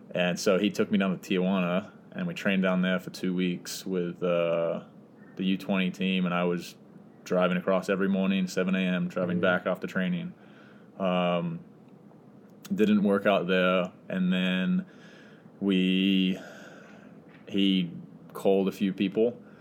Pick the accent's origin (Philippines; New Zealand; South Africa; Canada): New Zealand; Auckland; moved away as an adult; now in San Diego, United States; originally from New Zealand, um, Auckland, and so grew up there. Lived in the same house my whole life